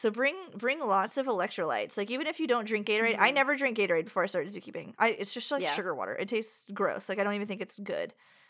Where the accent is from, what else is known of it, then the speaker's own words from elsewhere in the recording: New York, United States; I don't drink water. We're from New York. We only drink wine and beer.